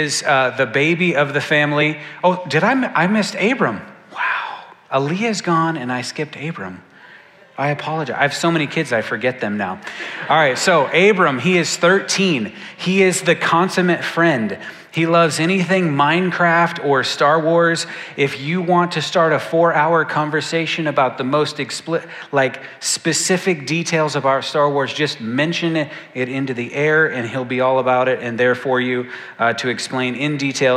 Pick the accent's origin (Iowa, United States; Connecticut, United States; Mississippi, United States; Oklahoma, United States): Iowa, United States; Ames; moved away as an adult; now in Rotterdam, Netherlands; I was born and raised in Ames, Iowa.